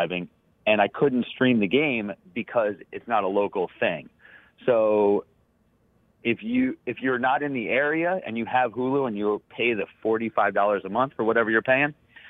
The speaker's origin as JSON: {"language": "English", "town": "Baltimore", "region": "Maryland", "country": "United States", "said": "and I'm from Baltimore"}